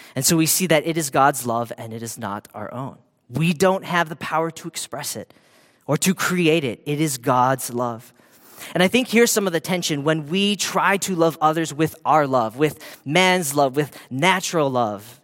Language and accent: English; Hawaii, United States; I grew up in Hawaii